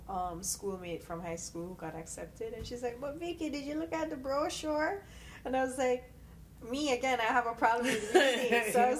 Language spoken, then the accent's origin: English; Stony Hill, Jamaica; moved away; I come from Stony Hill, so I was raised in Stony Hill. Mm-hmm. I grew up in a hotel.